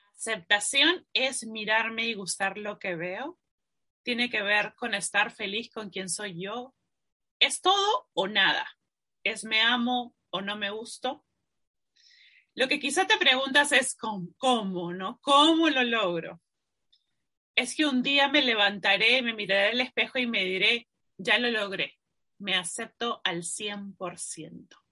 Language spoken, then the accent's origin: Spanish; Peru; yo soy peruana